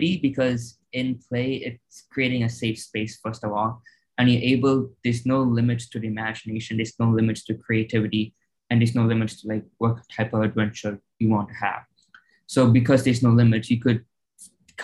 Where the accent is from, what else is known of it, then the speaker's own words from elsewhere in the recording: California, United States; also born or lived in Chicago, Illinois; We moved from Chicago to California